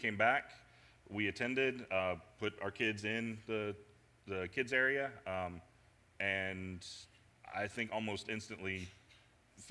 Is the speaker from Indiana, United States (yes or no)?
yes; Indianapolis, Indiana, United States; moved away as an adult; now in Cincinnati, United States; I grew up in Indianapolis, moved here to Cincinnati. When I was about 22, 23